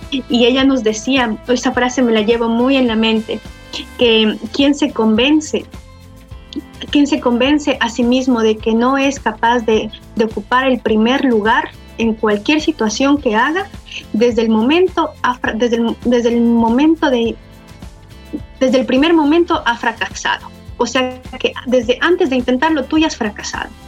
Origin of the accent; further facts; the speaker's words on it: Venezuela; Nosotros, había otro chico también de Venezuela y como latinos no tenemos el acento perfecto ruso